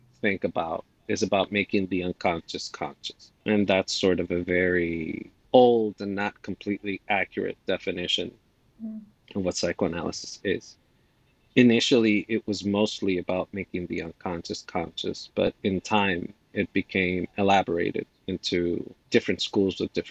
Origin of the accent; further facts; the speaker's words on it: Dominican Republic; moved away; I am an immigrant from the Dominican Republic